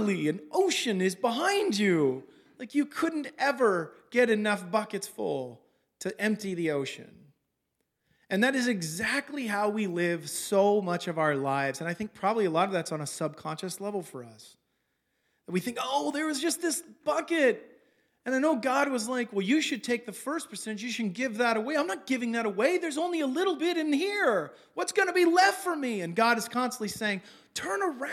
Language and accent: English; California, United States; moved away as an adult; also born or lived in Los Angeles; now in Oregon, United States; I'm from California